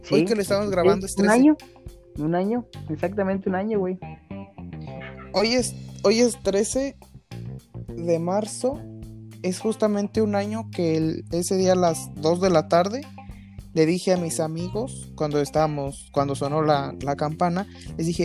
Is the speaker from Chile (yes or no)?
no; Mexico; Y como buen mexicano, chingue su madre, nos aventamos un año